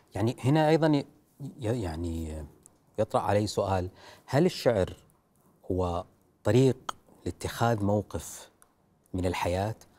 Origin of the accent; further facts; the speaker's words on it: Saudi Arabia; عندنا في السعوديه